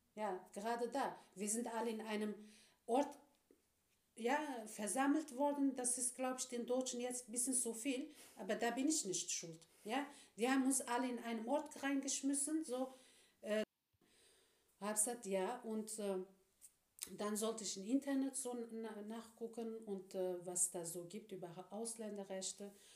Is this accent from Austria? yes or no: no; Turkey; now in Germany; als Türkin als Islamin